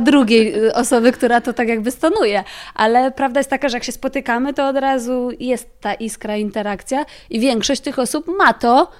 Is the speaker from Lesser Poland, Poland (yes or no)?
yes; near Kraków, Lesser Poland, Poland; moved away as an adult; now in Warsaw, Poland; ja jestem spod Krakowa